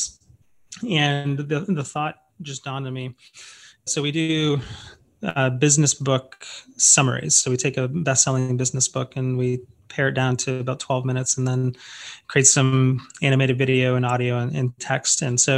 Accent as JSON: {"language": "English", "town": "Oakville", "region": "Ontario", "country": "Canada", "moved": "as an adult", "lives_now": "San Antonio, United States", "said": "I was living in Toronto, Ontario, actually a town just outside of it called Oakville"}